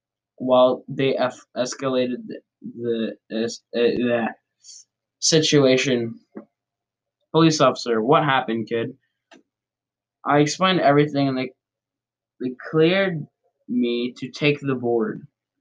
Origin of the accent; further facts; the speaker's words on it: Brazil; Again, I'm from Brazil